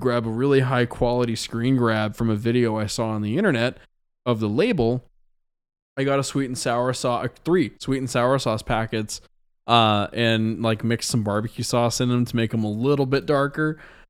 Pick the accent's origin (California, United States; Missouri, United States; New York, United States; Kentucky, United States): Missouri, United States; Waynesville; But I'm playing this show called Magic Moon Festival out in my hometown of Waynesville, Missouri. This is where I went to high school.